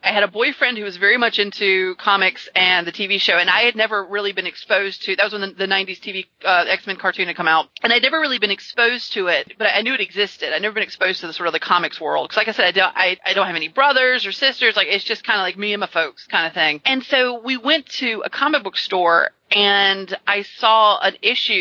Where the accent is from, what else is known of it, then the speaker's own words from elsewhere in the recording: the South, United States; I'm from the South.